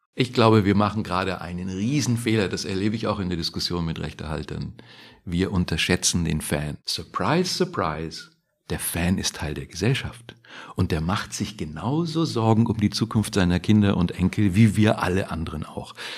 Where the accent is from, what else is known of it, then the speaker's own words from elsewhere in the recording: Germany; wir als Deutsche